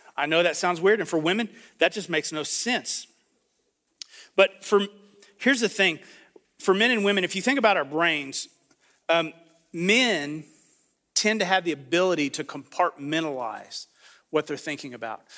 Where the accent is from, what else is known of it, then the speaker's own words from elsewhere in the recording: United States; I'm from the Panhandle